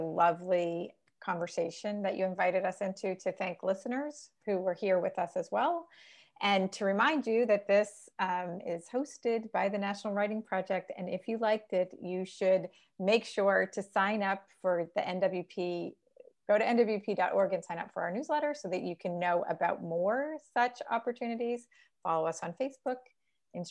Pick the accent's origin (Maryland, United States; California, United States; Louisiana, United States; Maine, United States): Maine, United States; Bangor; I'm from Bangor, Maine.